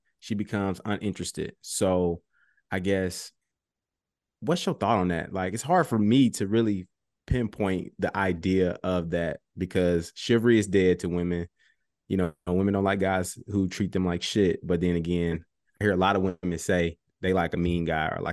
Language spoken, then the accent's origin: English; Chicago, Illinois, United States; now in Indianapolis, United States; So I'm a South Side native. I went to Morgan Park High School. I live in Indianapolis now, but yeah, I'm Chicago through and through.